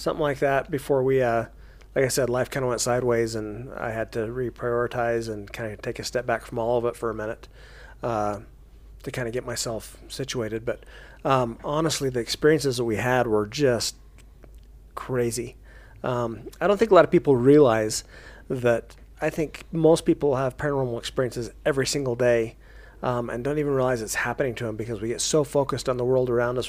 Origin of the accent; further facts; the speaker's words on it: Payson, Utah, United States; I grew up down in Payson, Utah